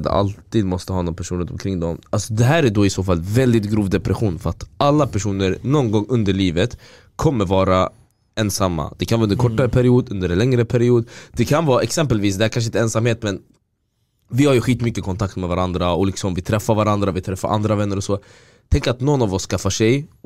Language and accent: Swedish; Syria; jag kan tänka bara på mitt hemland, människor i Syrien, alltså där ute man har krig, folk som svälter